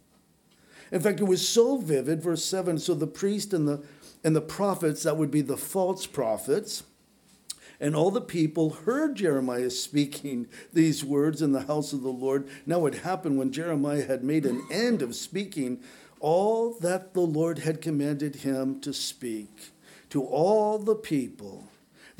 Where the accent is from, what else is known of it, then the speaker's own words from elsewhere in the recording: United States; I was born in this country.